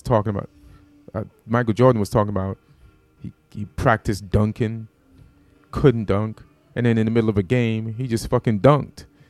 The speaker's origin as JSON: {"language": "English", "country": "Jamaica", "also_born_or_lived": "New York", "moved": "yes", "said": "I'm from Jamaica, so that material was about me being Jamaican."}